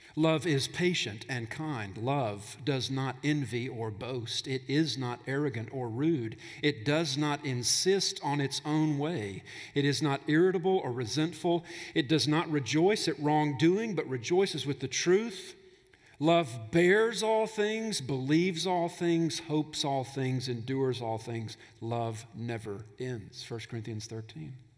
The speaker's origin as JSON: {"language": "English", "region": "Alabama", "country": "United States", "tie": "born or raised there", "moved": "yes", "lives_now": "Tennessee, United States", "said": "I grew up in Alabama, so I heard stuff like this all the time. They don't say it in Tennessee, but back in Alabama, we said stuff like that."}